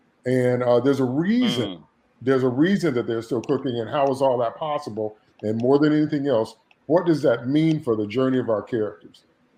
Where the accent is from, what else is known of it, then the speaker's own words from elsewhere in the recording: Chicago, Illinois, United States; I'm from Chicago, I'm in Chicago